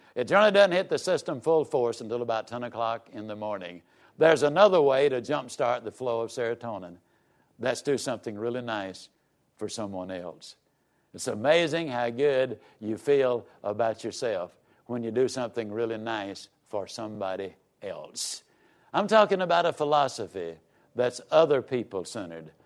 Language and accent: English; Yazoo City, Mississippi, United States; I was raised down in Yazoo City, Mississippi